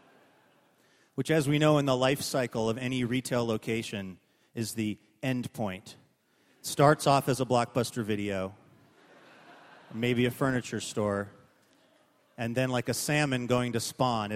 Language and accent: English; Seattle, Washington, United States; also born or lived in Northern California; My family moved to the Green Lake area, which is pretty much where I grew up